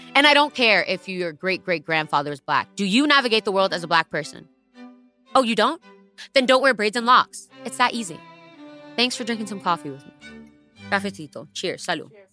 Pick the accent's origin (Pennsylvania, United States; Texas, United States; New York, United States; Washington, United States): New York, United States; New York City; English is a second language; English is my second language and I come from the Bronx